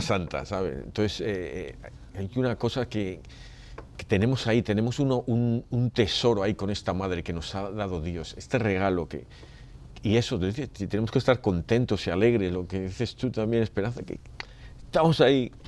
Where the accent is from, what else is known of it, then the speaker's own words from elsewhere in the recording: Spain; yo vengo de España